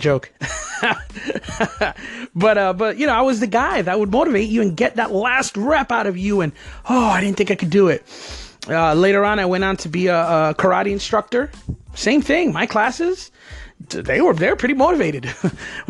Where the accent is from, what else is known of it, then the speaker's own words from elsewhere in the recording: New Jersey, United States; moved away as an adult; also born or lived in New York City; now in Florida, United States; I was born in New York City back in 1973. I'm 44 years old. For some of you, that's pretty old, but it's really not. I'm just getting started. I moved to New Jersey right across the river in 1976, and I lived in Jersey until 2002. So I lived in Jersey basically all my life up to that point